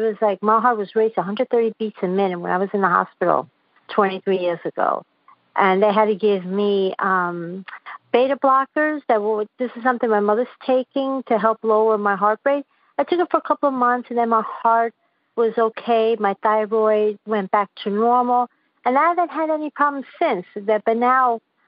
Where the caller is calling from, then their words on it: Queens, New York, United States; I'm from Queens, New York.